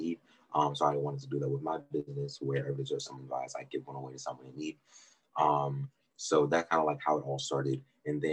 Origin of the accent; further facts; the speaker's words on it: Maryland, United States; I'm from Maryland